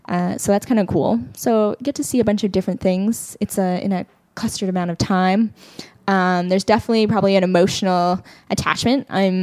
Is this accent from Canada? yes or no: yes; Canada; And we're Canadian. It's like ingrained in our body.